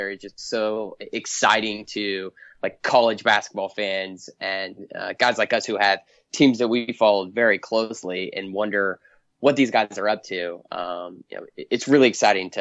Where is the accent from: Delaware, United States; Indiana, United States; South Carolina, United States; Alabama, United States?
Indiana, United States; I'm from Indiana and I grew up a Purdue fan